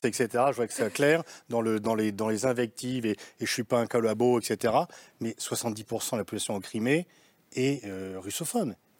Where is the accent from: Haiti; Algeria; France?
France; je suis français